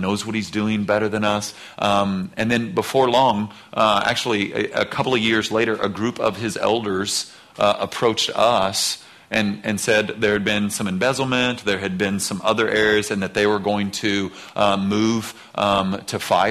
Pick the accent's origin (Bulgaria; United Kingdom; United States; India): United States; outside of Seattle, Washington; moved away; I was born outside of Seattle, so knew that part of the country